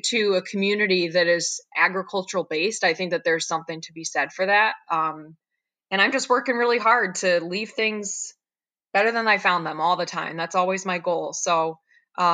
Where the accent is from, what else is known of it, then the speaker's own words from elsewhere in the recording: Dundee, New York, United States; I was raised here in the Finger Lakes, right in Dundee, very small town